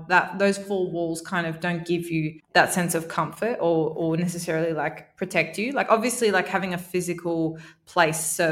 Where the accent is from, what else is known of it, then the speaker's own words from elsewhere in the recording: Sydney, New South Wales, Australia; moved away as an adult; also born or lived in Melbourne, Australia; now in Dubai, United Arab Emirates; I was born in Melbourne, yeah. but I grew up in Sydney